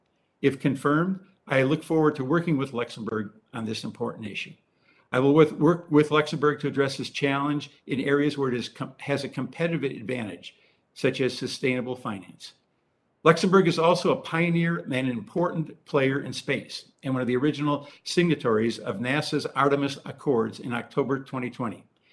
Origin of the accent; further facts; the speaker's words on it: Milwaukee, Wisconsin, United States; Growing up in Milwaukee